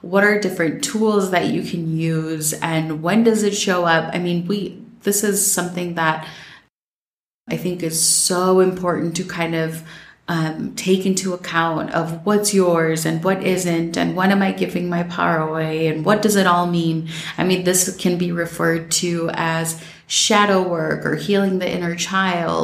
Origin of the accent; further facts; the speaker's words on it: Minnesota, United States; growing up in Minnesota